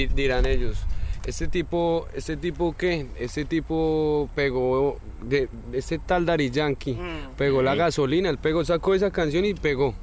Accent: Colombia; me crié en Colombia, yo crecí

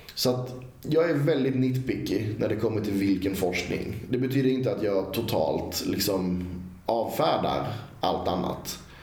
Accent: Karlskrona, Blekinge, Sweden; från tiden jag växte upp i Karlskrona

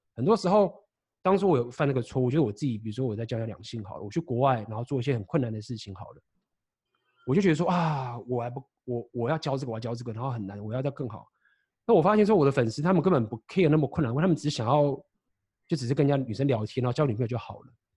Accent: Taiwan; moved away as an adult; also born or lived in Shanghai; 台湾是一个我的老家

